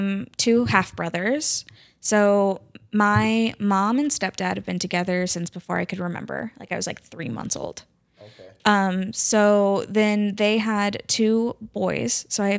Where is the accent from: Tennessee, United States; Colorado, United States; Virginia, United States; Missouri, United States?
Missouri, United States; Independence; So I was born in Independence, and then I was in Blue Springs for a while, Independence for a while, Lee's Summit, North Kansas City.